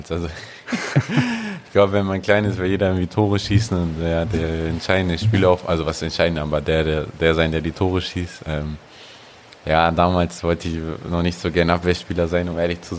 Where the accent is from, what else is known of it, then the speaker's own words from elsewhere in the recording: Hamburg, Germany; Nein, mein, zwischen Meindorf und Volkshof.